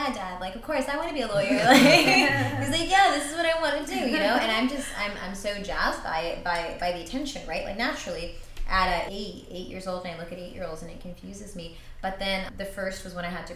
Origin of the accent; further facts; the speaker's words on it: Northern California, United States; moved away as an adult; in university, when I was far away from NorCal